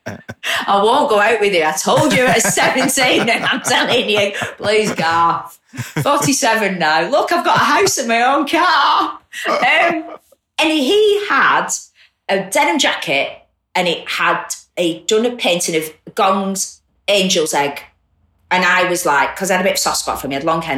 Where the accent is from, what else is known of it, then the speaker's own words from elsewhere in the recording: Bolton, North West England, United Kingdom; my hometown